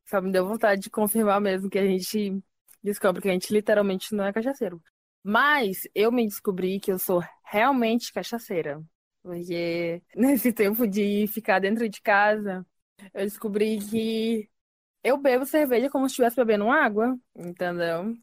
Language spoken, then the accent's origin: Portuguese; Brazil; como brasileiros também